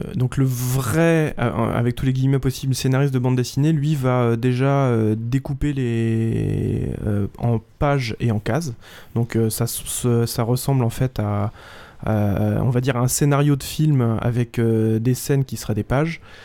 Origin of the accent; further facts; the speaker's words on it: Vitry-sur-Seine, Île-de-France, France; je suis de Vitry-sur-Seine